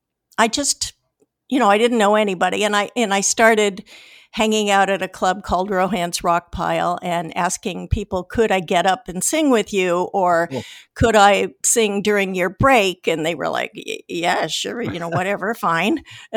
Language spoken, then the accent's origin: English; California, United States; moved away; also born or lived in Iowa; We moved from Iowa to California when I was 11, actually. {S0} Okay. {S3} Yeah. And then I did all the rest of my growing up in the San Francisco Bay Area